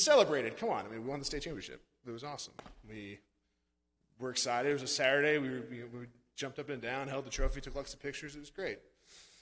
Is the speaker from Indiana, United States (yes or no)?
no; Branson, Missouri, United States; moved away as an adult; also born or lived in St. Louis, Missouri; now in Texas, United States; I'm from Branson